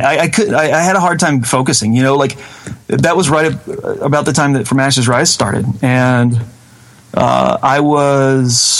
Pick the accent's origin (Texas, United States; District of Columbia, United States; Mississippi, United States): Mississippi, United States; Batesville; moved away as an adult; also born or lived in Murfreesboro, Tennessee; I was born and raised in North Mississippi, about 45 minutes south of Memphis, on I-55, and ended up moving to Murfreesboro, Tennessee